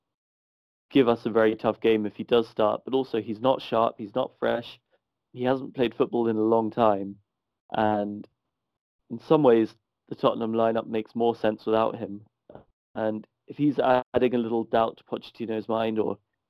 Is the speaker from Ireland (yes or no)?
yes; Ireland; accent: thick Irish brogue; you can tell from my accent, my thick Irish brogue